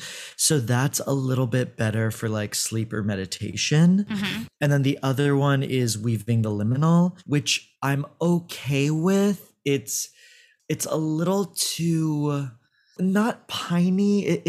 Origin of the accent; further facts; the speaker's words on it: Tel Aviv, Tel Aviv District, Israel; Like, I was born in Tel Aviv, and I spent a lot of my youth there and a lot of my summers there.